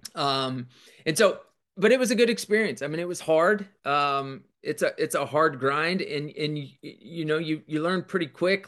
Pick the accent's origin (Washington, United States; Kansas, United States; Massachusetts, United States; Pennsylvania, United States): Kansas, United States; also born or lived in Denver, Colorado; I was born in Denver, but I, I lived there such a short time. But my dad coached and taught. My mom was a teacher. And then when we went to Kansas